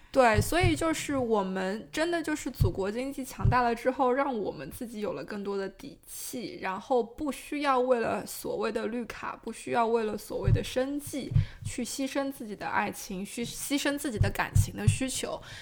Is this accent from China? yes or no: yes; China; first language Chinese; moved away; 我过去三十多年一直在上海生活